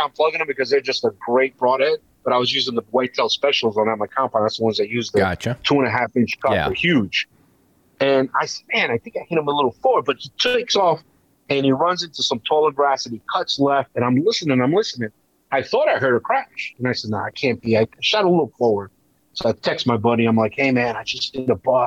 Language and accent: English; Hackensack, New Jersey, United States; I grew up in Hackensack, New Jersey